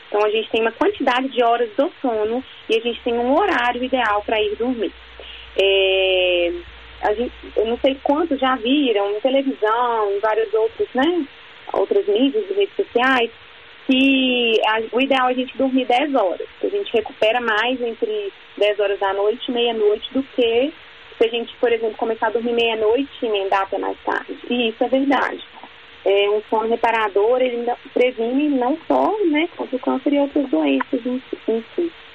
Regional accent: Minas Gerais, Brazil; eu sou de Minas

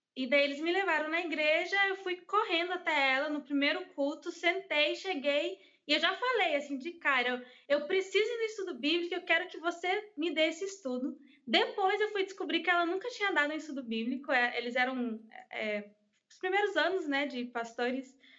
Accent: United States; Portuguese is a second language; now in Brazil; eu cresci nos Estados Unidos, uhum. então eu sabia pouco português quando eu vim para o Brasil.

